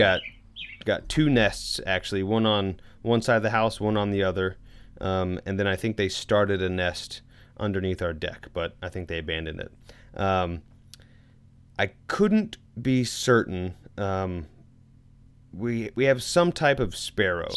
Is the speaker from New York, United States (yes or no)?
no; Louisville, Kentucky, United States; moved away; I was born in Louisville